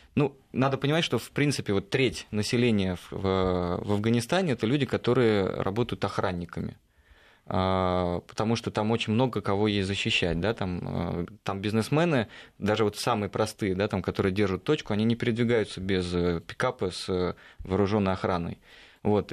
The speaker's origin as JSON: {"language": "Russian", "country": "Russia", "said": "ты говоришь, из России"}